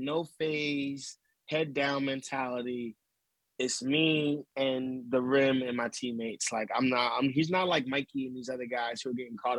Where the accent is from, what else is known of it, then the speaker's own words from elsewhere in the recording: Camden, New Jersey, United States; also born or lived in Philadelphia; Camden, stand up. That's where I'm born. I'm born and raised in Camden, New Jersey. So I grew up a Sixer fan and a Sixer ball boy, Temple Owl ball boy, because I grew up right across the bridge.